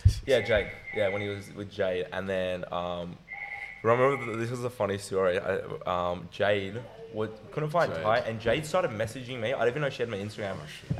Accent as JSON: {"language": "English", "town": "Melbourne", "region": "Victoria", "country": "Australia", "said": "I'm from Melbourne"}